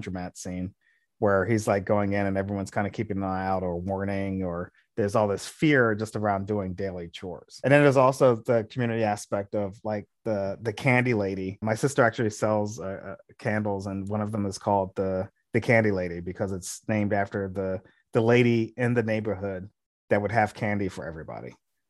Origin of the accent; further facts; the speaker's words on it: Delaware, United States; Because I grew up in Delaware, but my family in Jersey